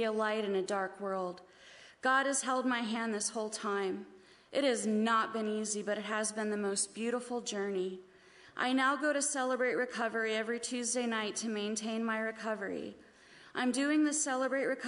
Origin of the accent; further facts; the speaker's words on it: Baltimore, Maryland, United States; I was born in Baltimore